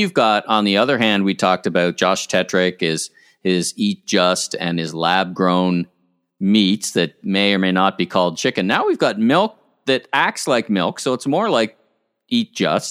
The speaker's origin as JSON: {"language": "English", "town": "Ottawa", "region": "Ontario", "country": "Canada", "tie": "born or raised there", "said": "growing up in Ottawa, about three blocks away from the experimental farms"}